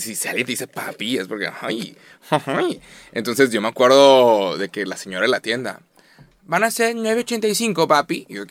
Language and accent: Spanish; Mexico; como nos hablamos los mexicanos